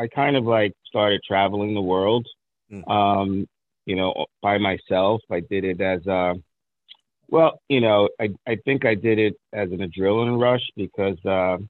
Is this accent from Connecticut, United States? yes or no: no; New York City, New York, United States; also born or lived in Long Island, New York; I was born in Brooklyn, you know, and that's always going to be in my DNA. We moved to Long Island, New York, at the age of 10 or 11.